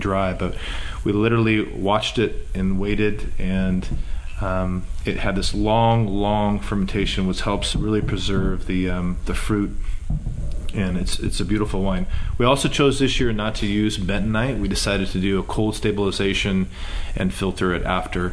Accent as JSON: {"language": "English", "town": "Walla Walla", "region": "Washington", "country": "United States", "tie": "born or raised there", "said": "I was born and raised in Walla Walla"}